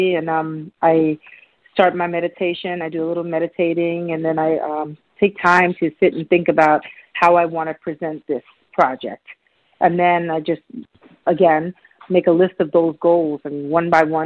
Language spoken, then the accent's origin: English; New York City, New York, United States; I grew up in New York City as a kid